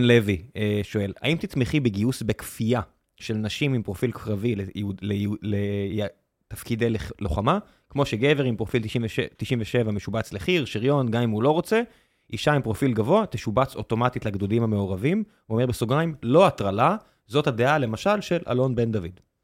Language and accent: Hebrew; Beersheba, Southern District, Israel; now in Tel Aviv, Israel; אני גדלתי בבאר שבע